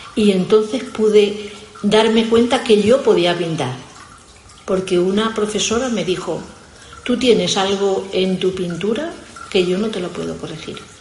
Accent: Spain; yo soy de Fuente Alvilla

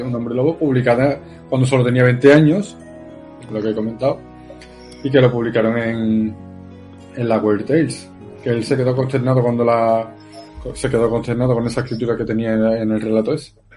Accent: Seville, Andalusia, Spain; soy sevillano, ¿qué, qué acento voy a tener?

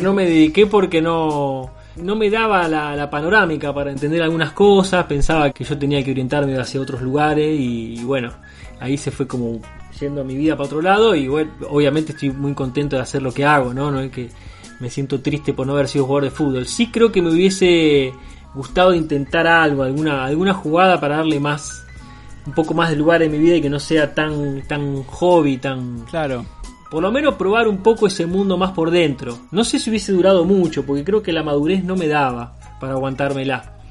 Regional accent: Rosario, Santa Fe, Argentina; siendo rosarino

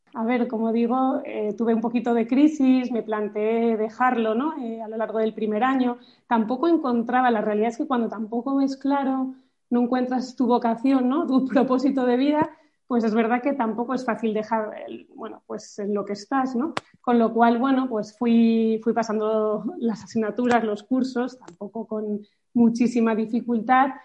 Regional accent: Madrid, Community of Madrid, Spain; also born or lived in France; Soy de Madrid

